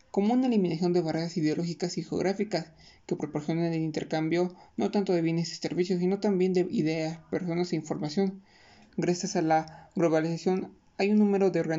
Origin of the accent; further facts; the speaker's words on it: Mexico; nos van metiendo costumbres y tendencias de otros países, nuestras tradiciones como mexicanos se van yendo.